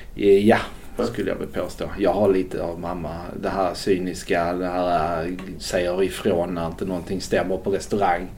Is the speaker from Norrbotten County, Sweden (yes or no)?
no; Skåne, Sweden; moved away; also born or lived in Gothenburg; Jag växte upp på nittiotalet i Skåne